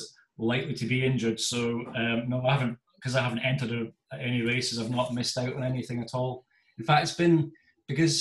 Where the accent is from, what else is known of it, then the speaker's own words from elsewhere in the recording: Aberdeen, Scotland, United Kingdom; also born or lived in Stirling; I'm from Aberdeen. I was up in Aberdeen at school at the time.